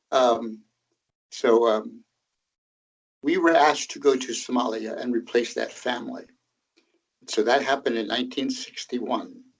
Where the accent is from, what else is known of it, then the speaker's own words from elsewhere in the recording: Tanzania; I was born in Tanzania, Tanganyika, because my father and mother were pioneer Mennonite missionaries in Tanzania among a tribal group called the Zanaki.